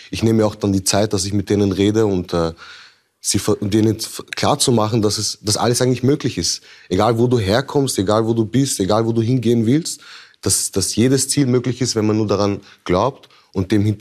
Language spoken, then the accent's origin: German; Vienna, Austria; Ich, ich, ich bin in Wien geboren